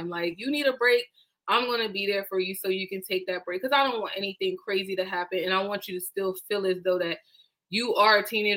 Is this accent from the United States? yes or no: yes; Delaware, United States; I am born and raised in Delaware